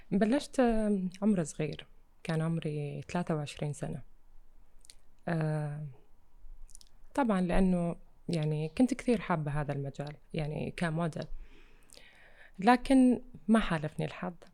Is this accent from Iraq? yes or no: yes; Iraq; accent: Iraqi; moved away; عشت خارج العراق بس آه، اكيد احب احكي عراقي